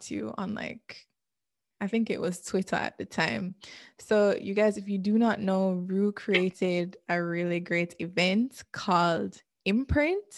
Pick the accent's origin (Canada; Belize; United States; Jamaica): Jamaica; we both have shared experiences growing up in Jamaica